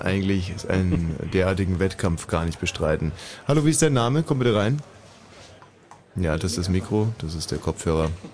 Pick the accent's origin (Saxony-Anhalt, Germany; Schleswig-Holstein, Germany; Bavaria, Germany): Bavaria, Germany; Upper; moved away